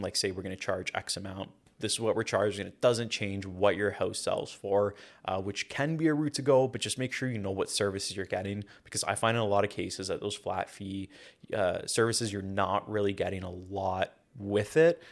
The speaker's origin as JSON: {"language": "English", "town": "Hamilton", "region": "Ontario", "country": "Canada", "said": "I'm from Hamilton, Ontario"}